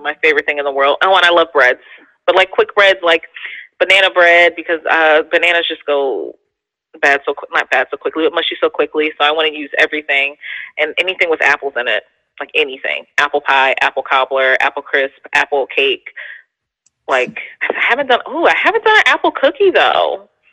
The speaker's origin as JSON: {"language": "English", "town": "Philadelphia", "region": "Pennsylvania", "country": "United States", "said": "I'm a city girl, so like, because I'm from Philly"}